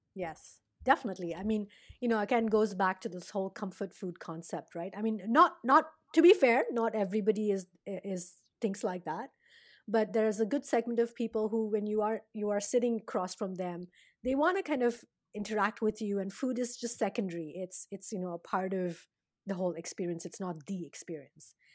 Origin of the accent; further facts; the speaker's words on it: India; now in United States; being Indian and, and having, you know, lived, grown up there and gotten a, a different kind of a food palate to coming here to the States and now living here